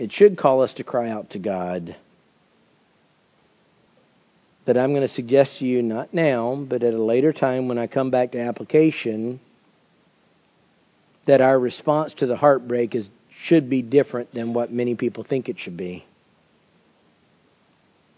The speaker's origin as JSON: {"language": "English", "country": "United States", "said": "as American Christians"}